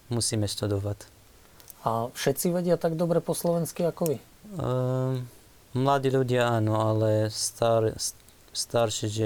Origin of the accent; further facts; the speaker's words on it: Nineveh, Iraq; Slovak is a second language; moved away as an adult; now in Slovakia; Ako my sme mali vlastný dom v Iraku, že mm, dve poschodia, pivnica, veľký dom.